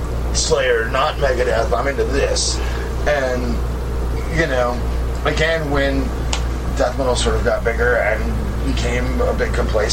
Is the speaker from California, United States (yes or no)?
yes; San Jose, California, United States; growing up in the Bay Area, where if you're from Oakland, San Francisco, San Jose, you sort of have an innate distaste for Los Angeles.